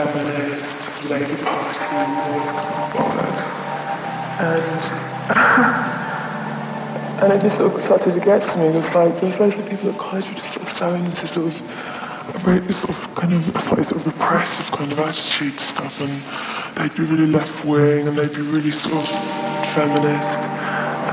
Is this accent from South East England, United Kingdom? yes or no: no; Ilford, London, United Kingdom; I grew up in Ilford, sort of East London suburbs